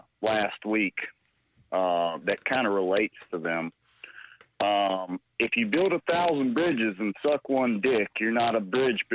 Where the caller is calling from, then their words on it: North Carolina, United States; from North Carolina.